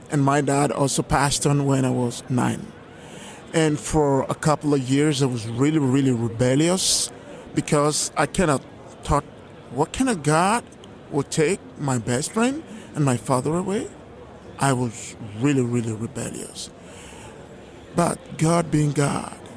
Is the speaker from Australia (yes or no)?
no; Lagos, Nigeria; moved away; And I was born in Lagos, Nigeria, some 57 years ago.